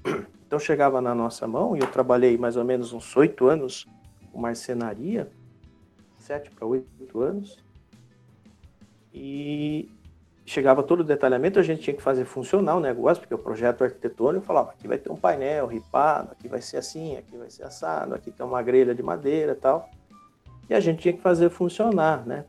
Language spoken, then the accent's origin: Portuguese; Rio Claro, São Paulo, Brazil; moved away as an adult; now in Itatiba, Brazil; eu sou de Rio Claro, né, interior de São Paulo, moro atualmente em Itatiba